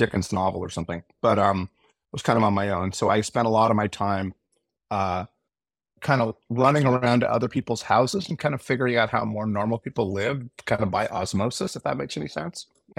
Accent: Portland, Oregon, United States; moved away as an adult; Well, I grew up in Portland, Oregon, and I was the fourth kid.

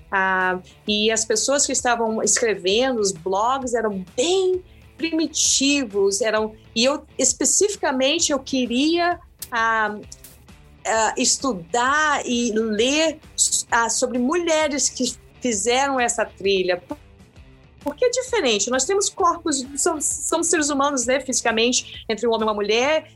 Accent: Brazil; moved away as an adult; now in Boston, United States; eu sou brasileira, mas eu moro nos Estados Unidos já há algumas décadas

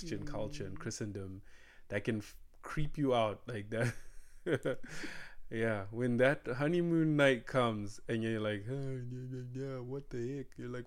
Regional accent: Zimbabwe; English is a second language; moved away as an adult; now in United States; we come from Zimbabwe

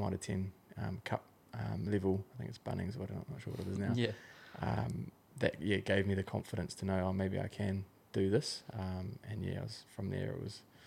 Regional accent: Auckland, New Zealand; moved away as an adult; now in Gold Coast, Australia; I'm from South Auckland, so we semi dissociate with Aucklanders even though we pretty much are Aucklanders, but grew up in the hood more or less.

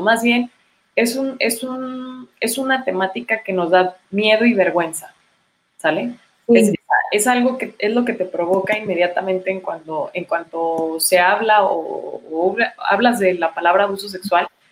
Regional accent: Chihuahua, Mexico; soy de Chihuahua, este, nací acá

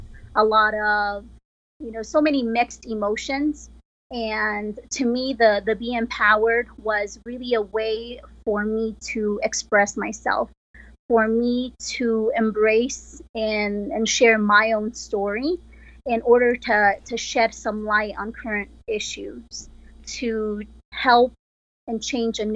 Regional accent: Pachuca, Hidalgo, Mexico; now in Colorado, United States; I am originally from Mexico. I am from Pachuca, Hidalgo, Mexico

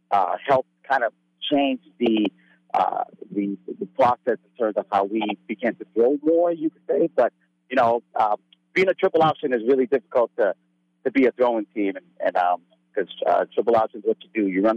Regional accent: San Bernardino, California, United States; moved away as an adult; also born or lived in Oregon; Southern California, San Bernardino. I came from Fontana High School.

